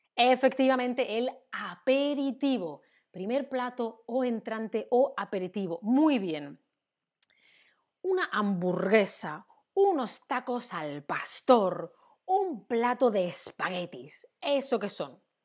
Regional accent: Seville, Andalusia, Spain; Yo soy del sur, soy de Sevilla, en Andalucía.

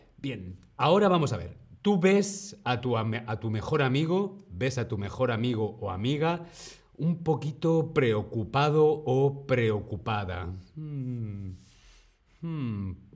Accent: Spain; yo soy de España

